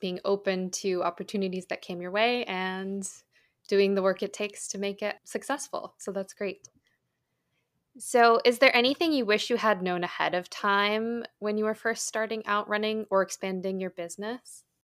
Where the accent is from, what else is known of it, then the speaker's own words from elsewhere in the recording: United States; as an American